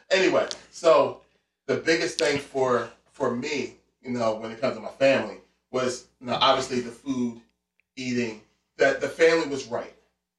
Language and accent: English; Philadelphia, Pennsylvania, United States; I'm from West Philly. And I grew up right there on, right near 58th and Market. So I'm right in the heart of West Philadelphia.